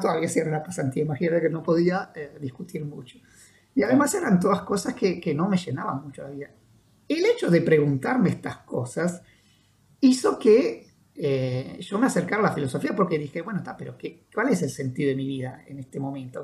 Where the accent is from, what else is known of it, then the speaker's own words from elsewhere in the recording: Italian-speaking Switzerland, Ticino, Switzerland; moved away as an adult; now in Uruguay; la parte italiana, donde yo, yo vivía y donde nací